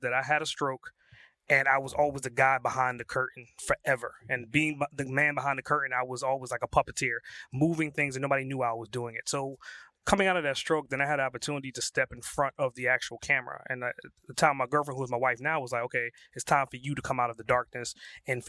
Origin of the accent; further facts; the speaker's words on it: New York City, New York, United States; I'm from Brooklyn